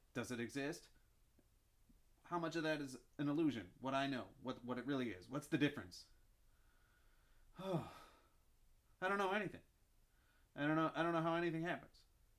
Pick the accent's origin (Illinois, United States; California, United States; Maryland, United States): Illinois, United States; Chicago; Well, I'm from Chicago.